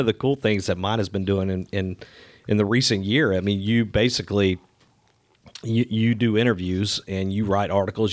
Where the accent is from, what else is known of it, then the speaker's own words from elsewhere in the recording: Crestview, Florida, United States; white guy growing up in Crestview, Florida